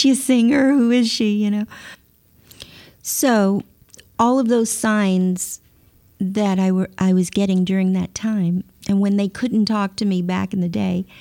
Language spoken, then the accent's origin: English; Baton Rouge, Louisiana, United States; Baton Rouge, where I'm from